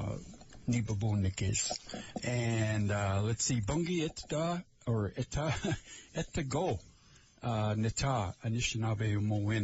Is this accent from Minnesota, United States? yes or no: yes; Lake Vermilion, Minnesota, United States; I'm from Lake Vermilion over there.